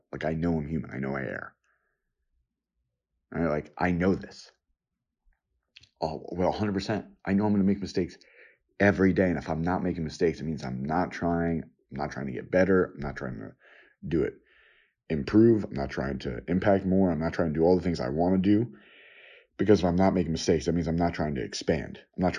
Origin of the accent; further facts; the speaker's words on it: New York, United States; I was born and lived in New York on and off different times in different places.